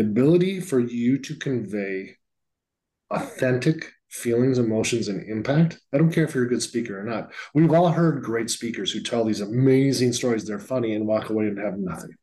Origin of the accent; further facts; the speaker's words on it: Northfield, Minnesota, United States; also born or lived in Alabama; now in Seattle, United States; Highway 19 in Minnesota goes to my hometown of Northfield, Minnesota.